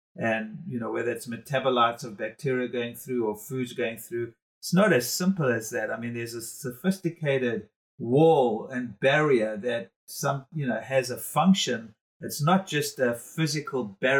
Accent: South Africa; being a South African

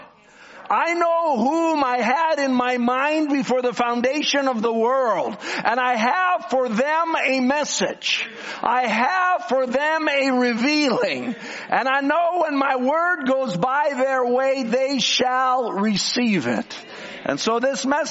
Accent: Canada; I'm from Canada

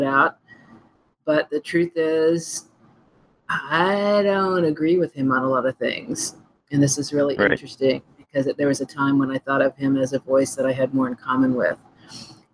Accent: Texas Panhandle, United States; I grew up in the Texas Panhandle

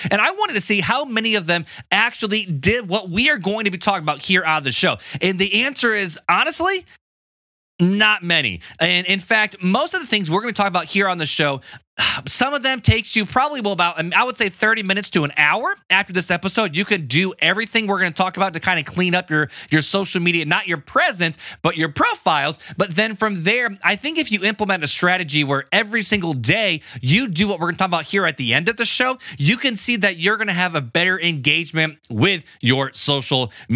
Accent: Hammond, Indiana, United States; I grew up in Hammond, Indiana

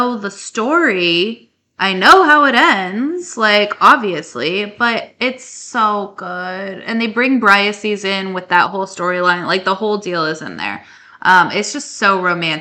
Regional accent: northern New Mexico, United States; I grew up in New Mexico, in northern New Mexico

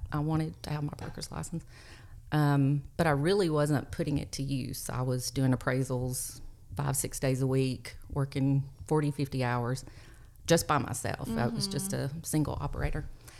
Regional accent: Overton County, Tennessee, United States; I grew up in Overton County.

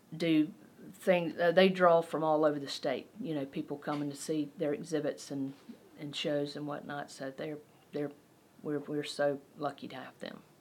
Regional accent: Belton, South Carolina, United States; I'm from Belton

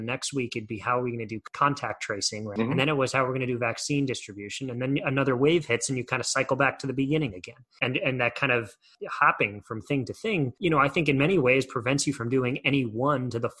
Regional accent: United States; as an American

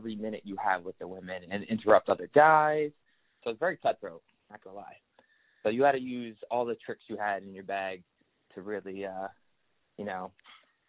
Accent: Providence, Rhode Island, United States; I'm from Rhode Island, Prince, Rhode Island

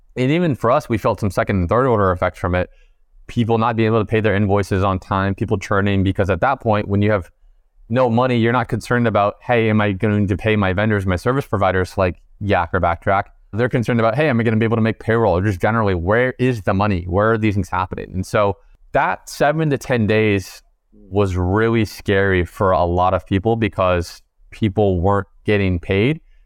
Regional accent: East Coast, United States; we're all from the East Coast

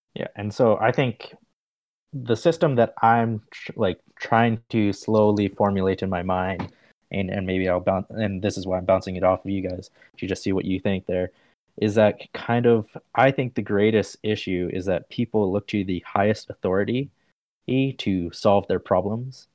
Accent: Canada; I'm Canadian

